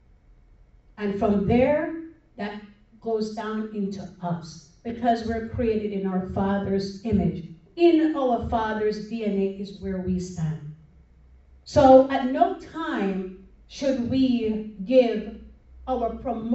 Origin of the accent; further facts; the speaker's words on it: New York, United States; moved away; also born or lived in Broward County, Florida; I'm a New Yorker.